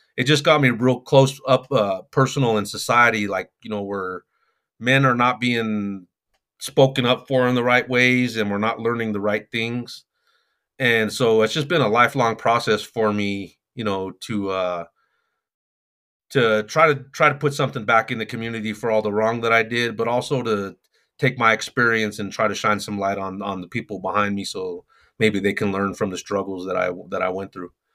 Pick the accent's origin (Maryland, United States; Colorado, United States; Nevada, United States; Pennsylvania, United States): Colorado, United States; Denver; I'm from Denver, Colorado